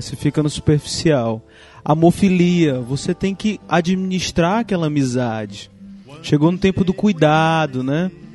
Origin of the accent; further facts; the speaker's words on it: Ceará, Brazil; eu sou cearense